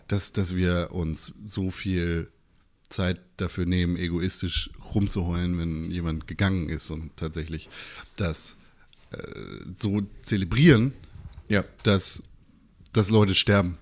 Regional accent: Northern Germany, Germany; Wir kommen ja alle irgendwie aus Norddeutschland

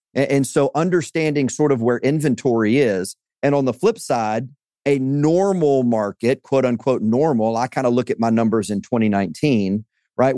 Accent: Louisiana, United States; I'm from, uh, Louisiana, so, uh, born and raised in Louisiana, spent a, a couple of years outside of Louisiana, but, uh, this is home

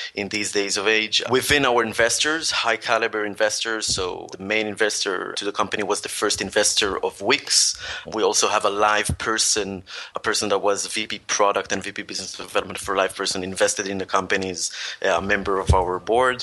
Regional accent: Tel Aviv, Tel Aviv District, Israel; also born or lived in Paris, France; I'm from Tel Aviv, Israel.

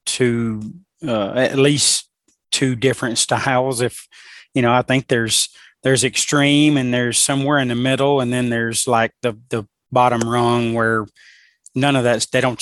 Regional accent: Alabama, United States; I'm from Alabama

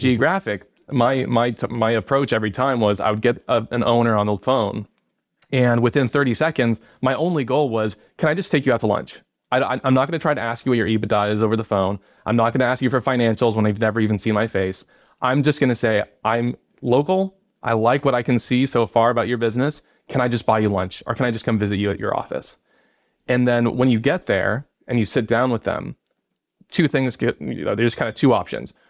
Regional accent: Arizona, United States; also born or lived in New York City / Detroit, Michigan; I grew up here in Arizona

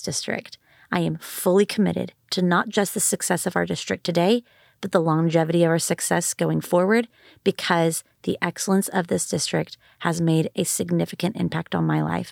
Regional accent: Austin, Texas, United States; also born or lived in Dallas; I grew up in Eanes and graduated from Westlake High School

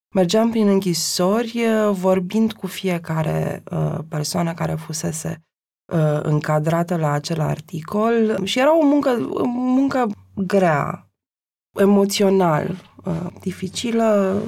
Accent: Transylvania, Romania; sunt și ardeleancă

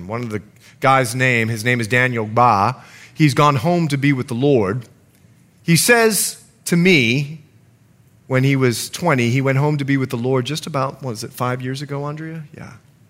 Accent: Bahamas; also born or lived in United States; lived in many countries. In fact, I'm Bahamian. And once you get to know me, I'm more Bahamian than I am American.

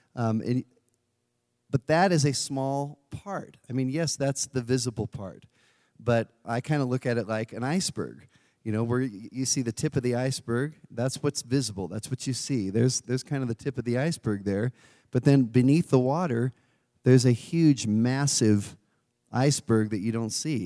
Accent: California, United States; moved away; I'm originally from California

